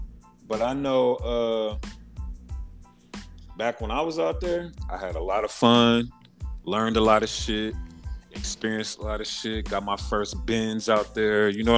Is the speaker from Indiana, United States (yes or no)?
no; Las Vegas, Nevada, United States; I'm from Vegas, dog. I'm a city nigga.